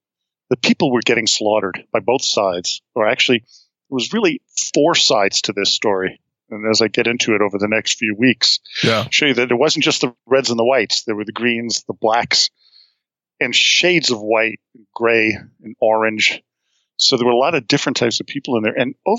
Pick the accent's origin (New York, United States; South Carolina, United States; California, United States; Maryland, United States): New York, United States; I grew up in New York.